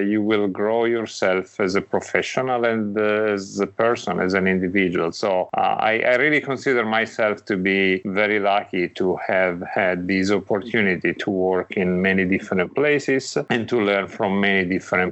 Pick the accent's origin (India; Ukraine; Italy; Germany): Italy; now in Greenwich, United States; I am from Italy, and I live in Greenwich, Connecticut, which is close to New York